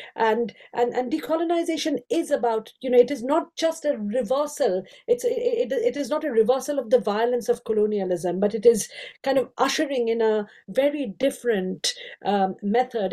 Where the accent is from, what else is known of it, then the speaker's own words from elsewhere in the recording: India; moved away as an adult; now in United Kingdom; I grew up in India. I have five Indian languages